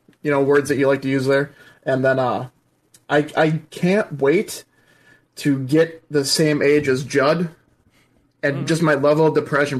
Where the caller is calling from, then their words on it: St. Charles, Minnesota, United States; I'm calling from St. Charles, Minnesota